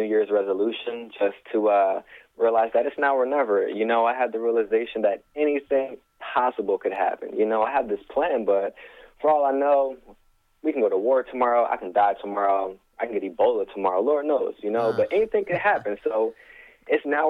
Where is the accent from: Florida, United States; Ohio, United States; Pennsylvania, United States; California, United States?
Pennsylvania, United States; Chester; I'm from Chester, man. Born and raised proudly